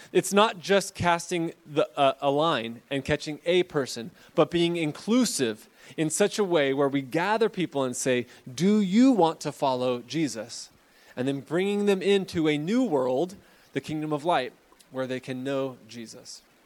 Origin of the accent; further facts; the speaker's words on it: Fresno, California, United States; I'm from Fresno